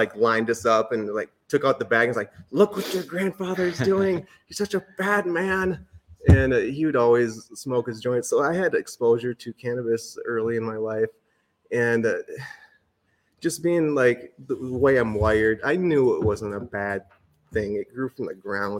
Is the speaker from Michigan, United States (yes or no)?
yes; Lansing, Michigan, United States; I was born and raised in Lansing, Michigan